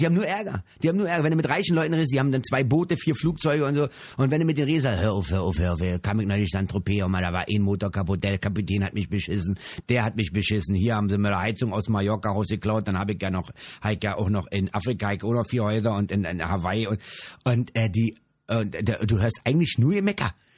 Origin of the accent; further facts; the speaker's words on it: Berlin, Germany; in Berlin spielen. Das ist meine Heimat